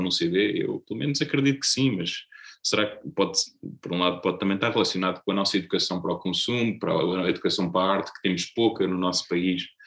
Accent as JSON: {"language": "Portuguese", "town": "Azeitão", "region": "Setúbal", "country": "Portugal", "tie": "born or raised there", "also_born_or_lived": "Lisbon", "moved": "as an adult", "lives_now": "Setúbal, Portugal", "said": "eu cresci praticamente a vida toda em Azeitão. Nasci em Lisboa, mas muito, muito cedo, com dois, três anos, vim para, para Azeitão e fiquei lá até aos 30"}